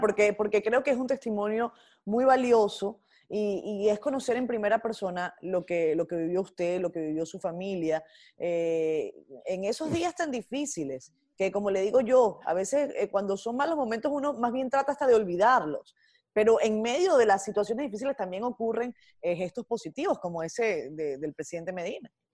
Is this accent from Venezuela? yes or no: yes; Venezuela; como venezolana